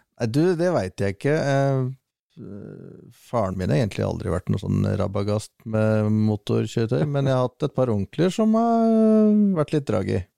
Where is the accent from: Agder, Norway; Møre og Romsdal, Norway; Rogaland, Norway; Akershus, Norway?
Akershus, Norway; Sørumsand; Født og oppvokst på Sørumsand, eh, eller egentlig Sørum. Men så flytta jeg over til Sørumsand, det er bare en kilometer unna.